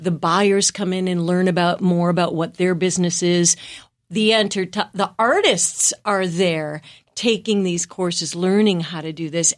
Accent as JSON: {"language": "English", "region": "Wisconsin", "country": "United States", "moved": "as an adult", "said": "I'm from the Midwest, from a small town in Wisconsin"}